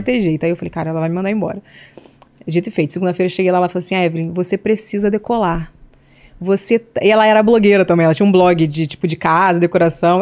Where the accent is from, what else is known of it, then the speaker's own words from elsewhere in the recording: Rio de Janeiro, Brazil; Nasci no Rio de Janeiro, na Pavuna, Zona Norte, um bairro carente